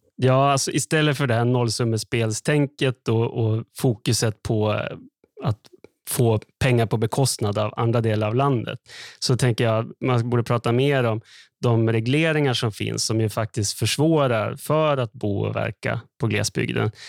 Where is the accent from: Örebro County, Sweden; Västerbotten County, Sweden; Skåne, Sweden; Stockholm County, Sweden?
Västerbotten County, Sweden; Skellefteå; jag är uppväxt i Skellefteå